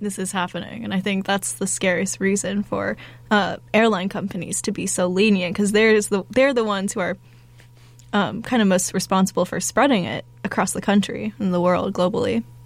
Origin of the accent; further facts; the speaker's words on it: Phoenix, Arizona, United States; my hometown in Phoenix